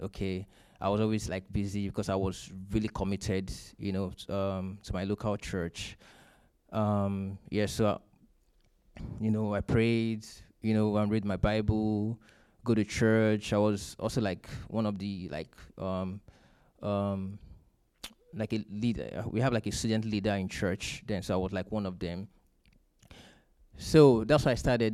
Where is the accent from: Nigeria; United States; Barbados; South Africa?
Nigeria; moved away; I'm from Nigeria.